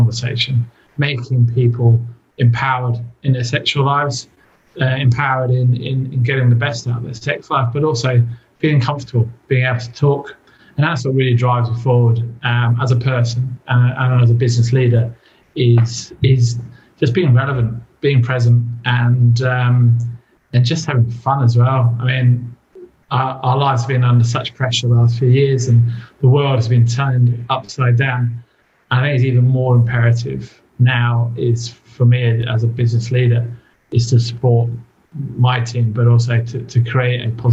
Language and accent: English; England, United Kingdom; now in Australia; my mother country